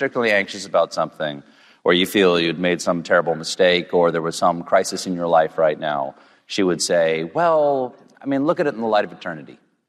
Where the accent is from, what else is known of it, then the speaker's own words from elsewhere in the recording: South Carolina, United States; moved away; I grew up in South Carolina.